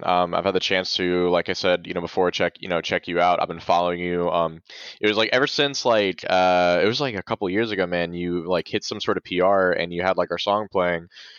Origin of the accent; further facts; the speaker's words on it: Valdosta, Georgia, United States; We're like we're from Valdosta, Georgia, which is like 22 miles north of the Florida border.